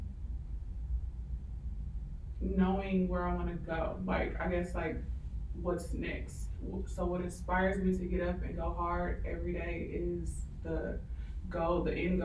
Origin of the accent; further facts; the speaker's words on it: Milwaukee, Wisconsin, United States; moved away as an adult; now in Houston, United States; I'm from Milwaukee, Wisconsin.